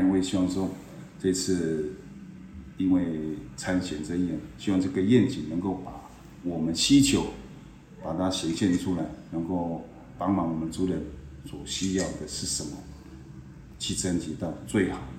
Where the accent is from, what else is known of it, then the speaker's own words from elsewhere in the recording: Shoufeng Township, Hualien County, Taiwan; 其实根本从小就住在我们。寿丰乡哦，我们部落这个族叫七卡川七角川一族